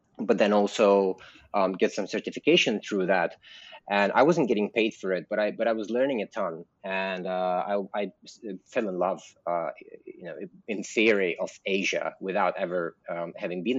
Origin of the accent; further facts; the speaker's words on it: London, United Kingdom; moved away as an adult; also born or lived in Russia; now in Bali, Indonesia; I am Russian. But I grew up in London